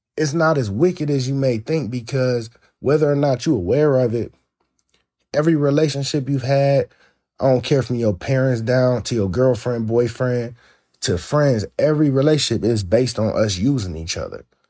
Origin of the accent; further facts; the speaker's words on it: Northeast Ohio, United States; moved away; I'm from Ohio, Northeast Ohio, to be specific